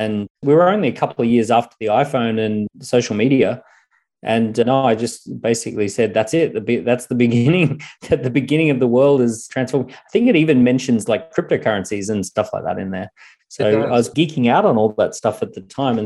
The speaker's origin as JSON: {"language": "English", "country": "Australia", "tie": "born or raised there", "accent": "Australian", "said": "When I was growing up in Australia"}